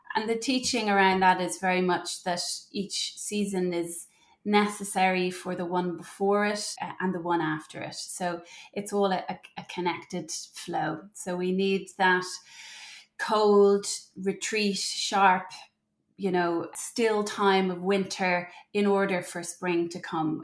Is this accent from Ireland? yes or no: yes; Ireland; moved away as an adult; also born or lived in Germany; I'm from Ireland, and we moved back to Ireland while I was pregnant with my third